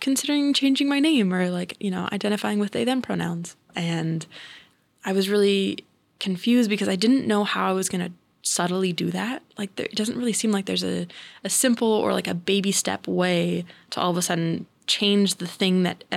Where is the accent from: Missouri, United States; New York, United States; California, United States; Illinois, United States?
California, United States; Central California near Sacramento, United States; I grew up in Central California near Sacramento